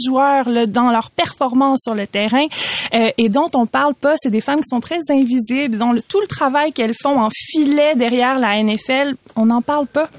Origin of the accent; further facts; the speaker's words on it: Quebec, Canada; en tant que québécoise qui porte le nom de ses deux parents